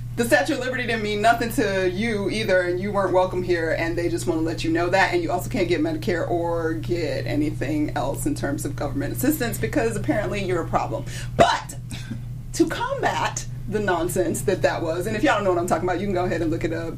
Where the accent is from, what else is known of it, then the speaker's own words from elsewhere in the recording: Georgia, United States; in Georgia. My home state